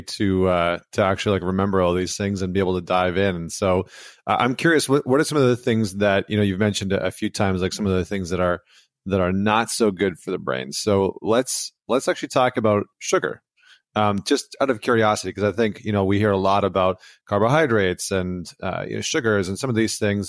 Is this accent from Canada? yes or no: yes; Canada; I'm from Canada